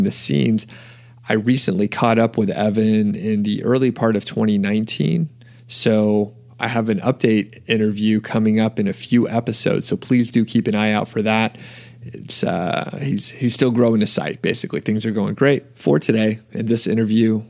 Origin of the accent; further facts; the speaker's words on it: Atlanta, Georgia, United States; moved away; And that's my old hometown.